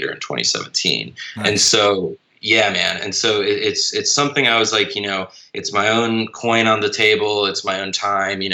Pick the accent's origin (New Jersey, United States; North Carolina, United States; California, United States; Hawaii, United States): North Carolina, United States; moved away as an adult; now in Louisiana, United States; I'm originally from North Carolina, and that's where I shot Son of Clowns. And now I live in Louisiana